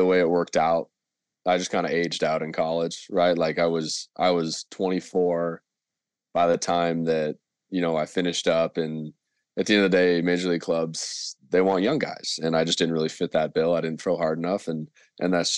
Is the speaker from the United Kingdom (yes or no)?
no; Canada; moved away as an adult; also born or lived in San Francisco, United States; being a Canadian student in the U.S.